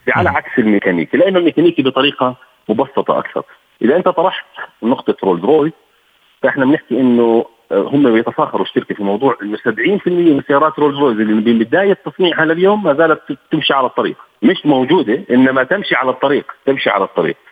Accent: Jordan; عندنا بالاردن هون

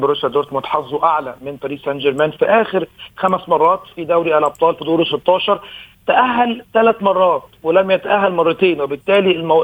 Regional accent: Egypt; كلنا كمصريين وكلنا كعرب

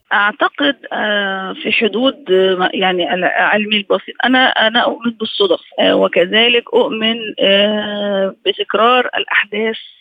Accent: Egypt; احنا عندنا في مصر

